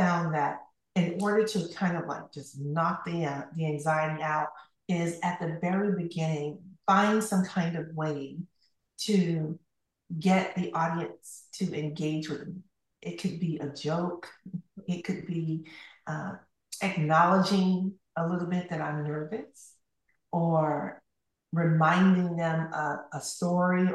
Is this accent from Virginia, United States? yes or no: no; Camilla, Georgia, United States; moved away as an adult; now in Tallahassee, United States; I left Camilla, Georgia, my hometown, and at the age of 18